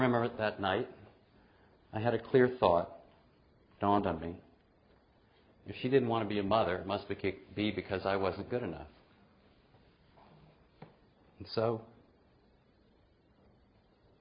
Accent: New Orleans, Louisiana, United States; I was born in New Orleans during my father's third year in medical school

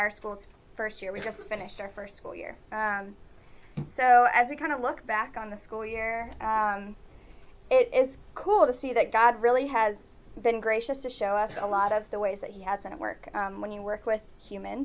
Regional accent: Birmingham, Alabama, United States; moved away as an adult; now in Matagalpa, Nicaragua; I am from Birmingham. I grew up at Advent

